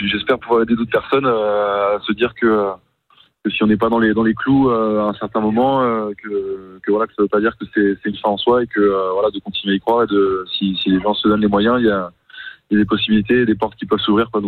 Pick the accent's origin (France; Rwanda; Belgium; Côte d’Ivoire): Belgium; Brussels; j'ai grandi à Bruxelles en Belgique parce que mes parents s'y sont installés quand, quand j'avais trois ans